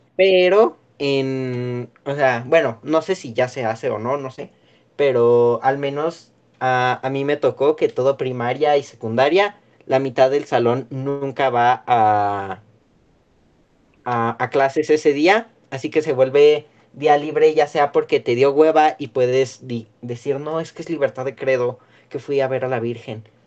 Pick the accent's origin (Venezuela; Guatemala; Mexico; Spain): Mexico